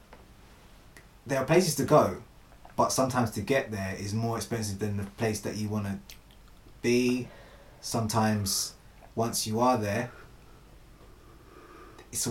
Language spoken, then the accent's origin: English; London, United Kingdom; as a Londoner